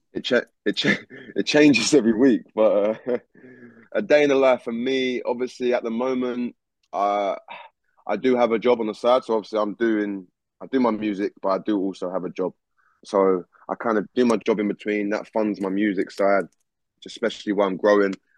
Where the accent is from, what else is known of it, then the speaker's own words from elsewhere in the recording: Essex, East of England, United Kingdom; also born or lived in London; I was born and raised in London, and I moved to Essex when I was quite young. So I've lived in Essex my whole life, most of my life.